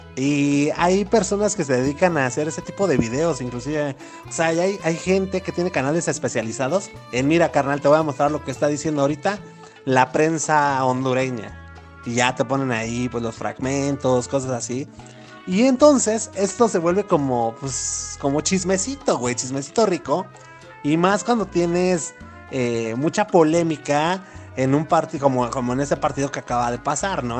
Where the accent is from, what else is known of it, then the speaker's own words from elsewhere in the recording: Mexico; estamos más al norte los mexicanos